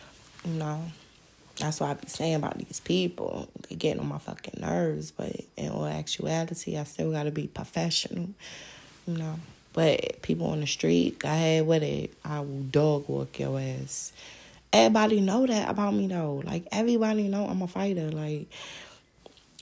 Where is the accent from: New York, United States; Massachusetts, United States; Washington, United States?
New York, United States; New York City; moved away; I'm from Brooklyn